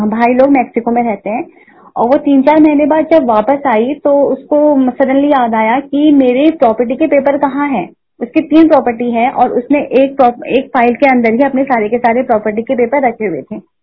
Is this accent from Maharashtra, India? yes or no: no; Uttarakhand, India; मैं उत्तराखंड से हूँ